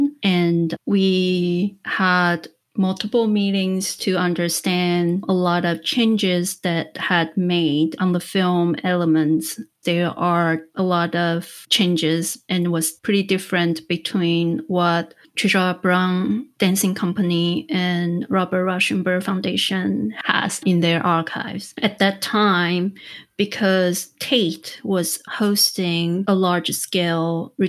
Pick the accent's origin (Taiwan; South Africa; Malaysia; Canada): Taiwan; I am born and raised in Taiwan